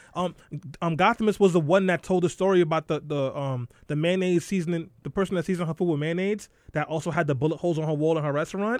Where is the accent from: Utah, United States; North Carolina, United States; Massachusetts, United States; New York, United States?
New York, United States; Brooklyn; I'm from Eastern Europe, Brooklyn